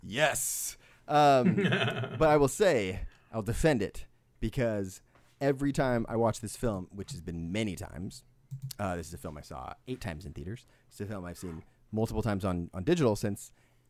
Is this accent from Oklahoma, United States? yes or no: no; Modesto, California, United States; I'm from Sacramento. I'm like, well, I'm Modesto, but sure. General Sacramento area, sure.